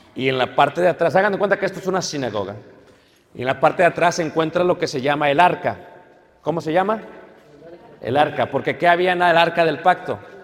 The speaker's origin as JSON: {"language": "Spanish", "country": "Mexico", "said": "nosotros como mexicanos"}